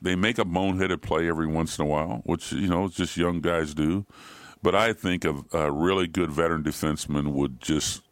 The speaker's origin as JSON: {"language": "English", "region": "Ohio", "country": "United States", "said": "I'm from Ohio"}